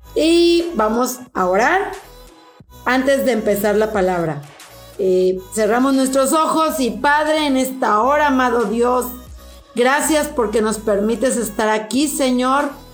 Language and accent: Spanish; Mexico; en nuestro querido país, México